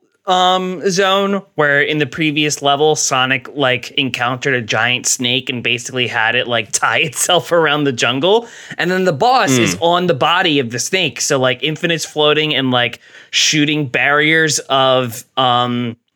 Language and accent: English; New Jersey, United States; accent: Jerseyisms; he knew I was from New Jersey because of the way I said the word raccoon.